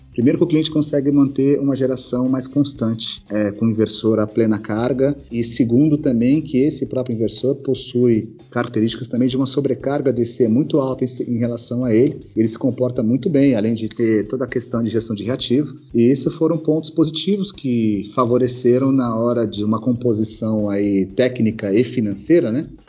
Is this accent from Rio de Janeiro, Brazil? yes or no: no; São Paulo, Brazil; also born or lived in Ipatinga, Minas Gerais; Nasci em Patinga, Minas Gerais. Moro em São Paulo desde os meus seis anos de idade